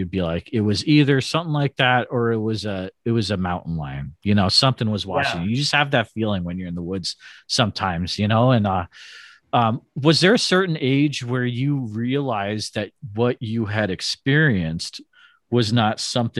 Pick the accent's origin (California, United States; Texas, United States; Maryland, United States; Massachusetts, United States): Massachusetts, United States; Northfield; now in Iowa, United States; Everyone was born in the early 80s like me. I grew up in Northfield, which is, just south of Winchester, New Hampshire. So it's like that north central Mass.